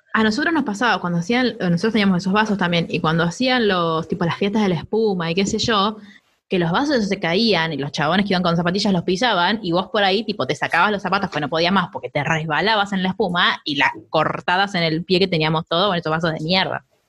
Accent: Argentina; nosotros, tipo como argentinos

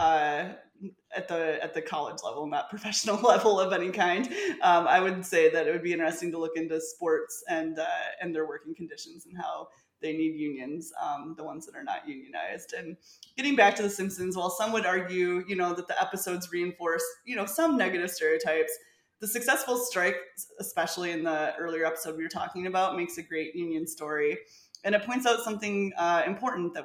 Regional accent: Michigan, United States; I'm from Michigan.

